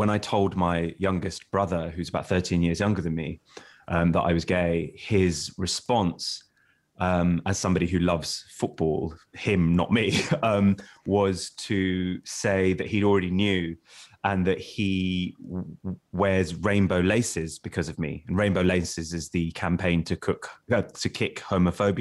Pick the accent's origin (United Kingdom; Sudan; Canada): United Kingdom; London; growing up in Walthamstow, which is a suburb of East London